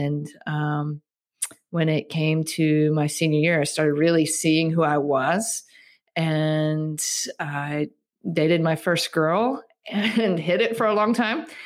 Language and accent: English; Starkville, Mississippi, United States; moved away as an adult; also born or lived in Colorado; I grew up in Starkville, Mississippi, which is where Mississippi State University is